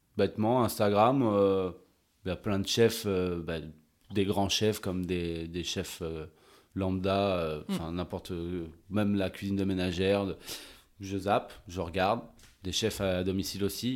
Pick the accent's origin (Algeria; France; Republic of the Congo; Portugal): France; La Rochelle, Nouvelle-Aquitaine; also born or lived in Bordeaux / Montreal, Canada / Australia / Arcachon Basin; Je suis très ancré sud-ouest parce que ben, c'est ma région. Euh, je suis né à La Rochelle